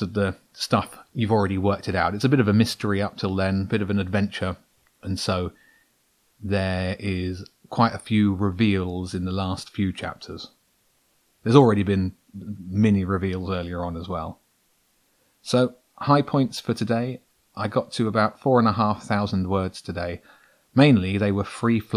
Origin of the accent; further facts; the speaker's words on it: Brighton, South East England, United Kingdom; I'm a guy from Brighton who likes writing